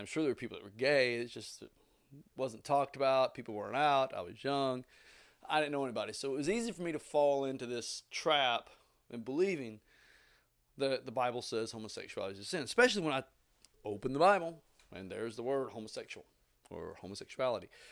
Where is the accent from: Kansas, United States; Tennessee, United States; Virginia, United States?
Tennessee, United States; Southeast; I grew up in Southeast Tennessee in the eighties, seventies and eighties